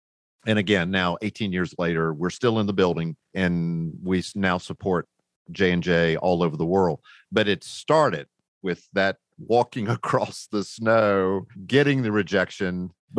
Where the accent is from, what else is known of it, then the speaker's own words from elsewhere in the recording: the South, United States; you know, I'm a Southerner and rednecks really don't do well in the snow.